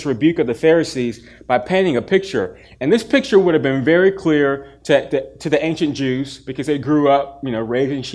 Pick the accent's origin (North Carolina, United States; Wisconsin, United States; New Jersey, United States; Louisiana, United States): North Carolina, United States; Durham; also born or lived in Chapel Hill; I grew up in Durham, but I spent every weekend and almost all my summers in the country of Chapel Hill.